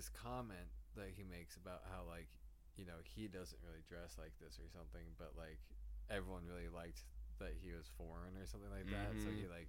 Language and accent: English; Midwest, United States; I am a Midwesterner.